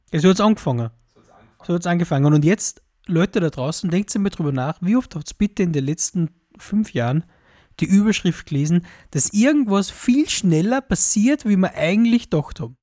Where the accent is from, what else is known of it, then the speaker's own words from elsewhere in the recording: Austria; als Europäer, als Mitteleuropäer, als Österreicher